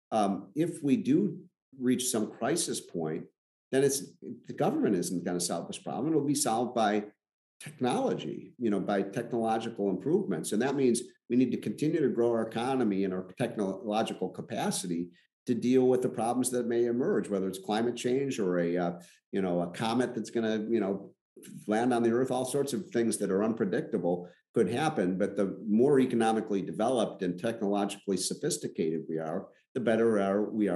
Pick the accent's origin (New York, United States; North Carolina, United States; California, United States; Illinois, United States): Illinois, United States; Chicago; I'm from Chicago